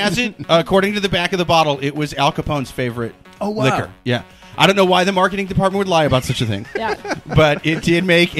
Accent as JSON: {"language": "English", "region": "Midwest", "country": "United States", "said": "And I'm from the Midwest, and it sucks."}